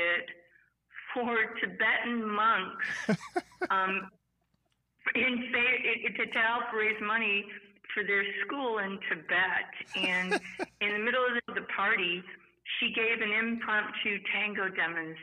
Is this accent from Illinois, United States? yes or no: yes; Naperville, Illinois, United States; born or raised there; moved away as an adult; also born or lived in Chicago, Illinois / Oak Park, Illinois